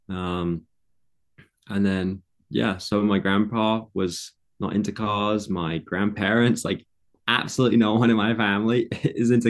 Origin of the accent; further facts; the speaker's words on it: London, United Kingdom; also born or lived in Egham / Surrey; so, when I was born, I was born in London, in England, and I lived in London area, lots of different places like Egham and Surrey and um, all kinds, all over the place. I moved a lot.